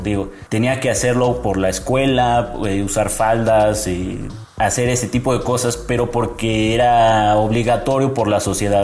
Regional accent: Mexico City, Mexico; soy de la Ciudad de México

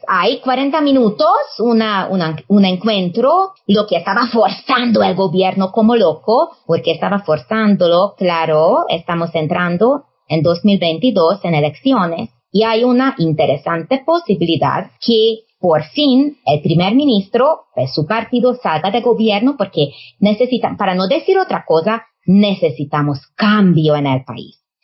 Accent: Hungary

